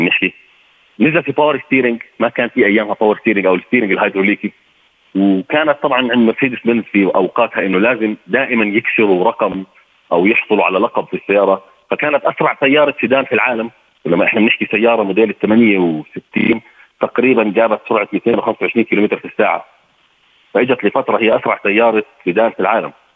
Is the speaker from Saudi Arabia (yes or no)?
no; Jordan; عندنا بالاردن هون